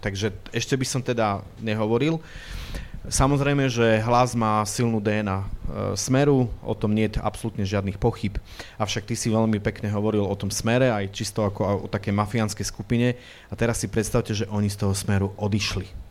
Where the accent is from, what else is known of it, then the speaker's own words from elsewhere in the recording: Prešov, Prešov Region, Slovakia; ja doma v Prešove sa vždy dobre cítim